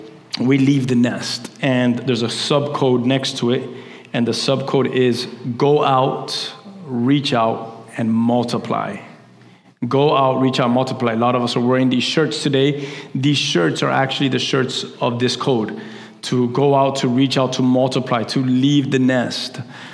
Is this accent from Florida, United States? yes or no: yes; Key West, Florida, United States; I used to have a game with my sister when we're from Key West. And whenever we would go visit our family in Key West, we would drive down.